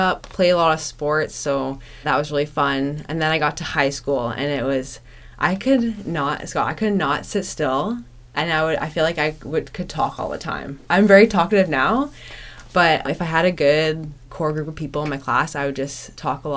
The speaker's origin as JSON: {"language": "English", "town": "Whitby", "region": "Ontario", "country": "Canada", "tie": "born or raised there", "said": "I grew up in Whitby, Ontario."}